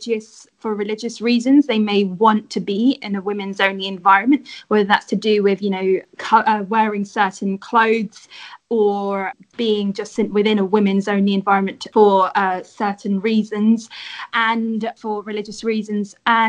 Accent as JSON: {"language": "English", "region": "London", "country": "United Kingdom"}